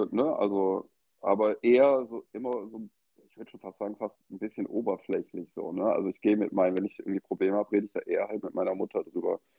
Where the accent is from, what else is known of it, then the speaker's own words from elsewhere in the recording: Eschweiler, North Rhine-Westphalia, Germany; now in Cologne, Germany; Ich komme ursprünglich aus Aachen, also beziehungsweise Eschweiler. Das ist so mhm. in der zehn Minuten von Aachen entfernt. Ähm, da bin ich geboren, da wohnen auch immer noch meine Eltern